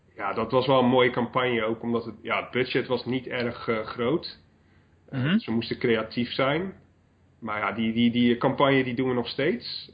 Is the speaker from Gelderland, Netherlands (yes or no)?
no; Brielle, South Holland, Netherlands; moved away as an adult; Brielen is gewoon waar ik vandaan kom. Ik heb daar de eerste twee decennia van mijn leven doorgebracht